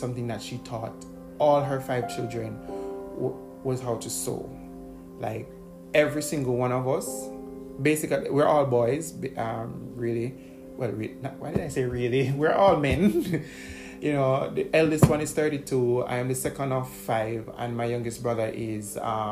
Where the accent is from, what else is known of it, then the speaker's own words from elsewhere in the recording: Bog Walk, Saint Catherine, Jamaica; when we were living in the country. And by country, I mean we're living in rural St. Catherine. Because I'm from St. Catherine. Bog Walk